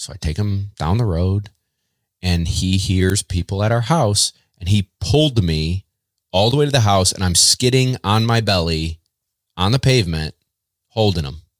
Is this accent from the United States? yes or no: yes; Baldwinsville, New York, United States; I'm from Central New York. Uh, grew up in a town called Baldwinsville